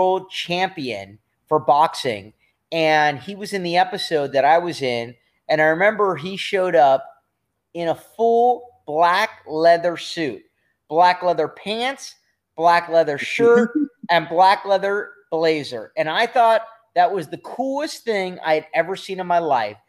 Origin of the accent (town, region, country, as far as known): Los Angeles, California, United States; born or raised there